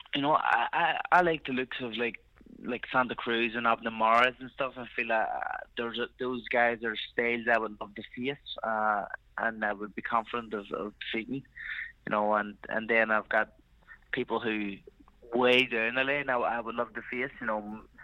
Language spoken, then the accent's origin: English; Ireland; I am Irish, you know, I need to represent my country